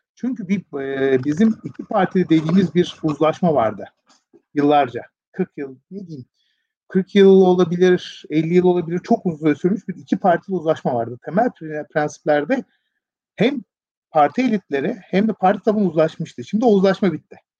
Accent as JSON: {"language": "Turkish", "country": "Turkey", "said": "bir Türkiye Cumhuriyeti vatandaşı olarak"}